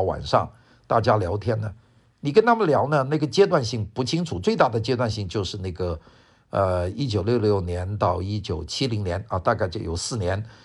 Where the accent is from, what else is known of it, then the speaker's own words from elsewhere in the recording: Wuhan, Hubei, China; accent: Wuhan accent; first language Cantonese; Chinese is a second language; also born or lived in Guangzhou, Guangdong, China; 因为小时候在广州，突然间整个广州的父母的这个学校突然间从广州搬到了武汉，所以我的生活的环境呢，就有一个从广州到武汉的一个巨大的变化